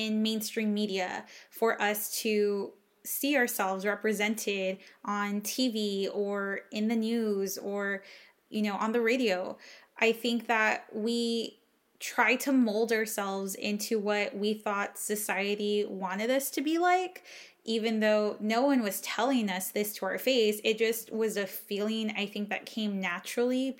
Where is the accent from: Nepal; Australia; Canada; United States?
United States; first language English; moved away as an adult; also born or lived in Austin, Texas; growing up in the Valley